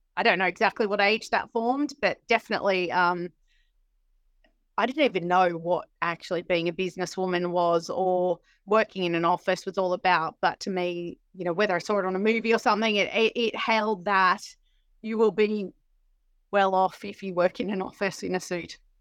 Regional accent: Sydney, New South Wales, Australia; moved away as an adult; now in United Kingdom; I'm from Sydney, uh, in Australia

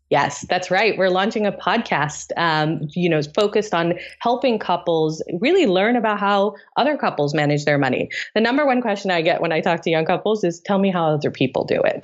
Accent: Tanzania; moved away; also born or lived in Delhi, India; I grew up in East Africa in Tanzania

